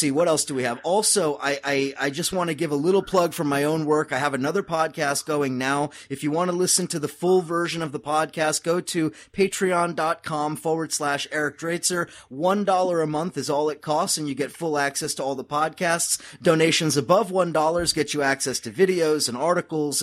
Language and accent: English; Southern California, United States; I'm originally from California, so from Southern California